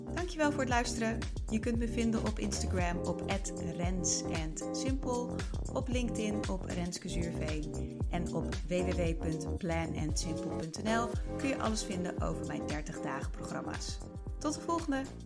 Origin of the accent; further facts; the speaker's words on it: northern Netherlands, Netherlands; ik ben wel een Noord-Nederlander